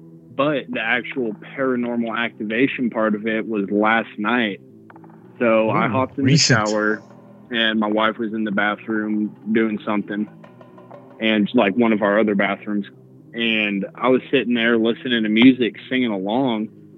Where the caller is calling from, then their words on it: Denver, Colorado, United States; from Denver.